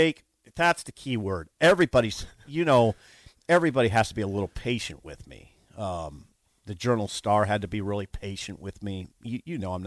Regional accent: Columbus, Nebraska, United States; moved away as an adult; now in Lincoln, United States; I was from Columbus.

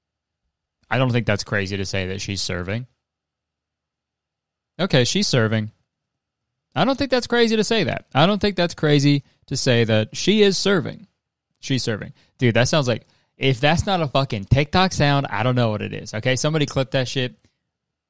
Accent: Canada; I'm Canadian

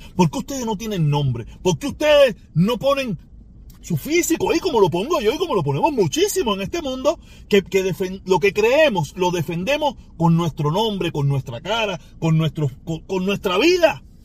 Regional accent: Cuba; Mi pueblo cubano

